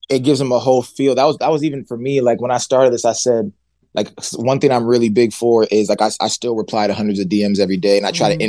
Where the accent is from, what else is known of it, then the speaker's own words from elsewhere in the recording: Nigeria; And I had Heineken in my basement because I'm Nigerian. My parents used to have these like Nigerian parties.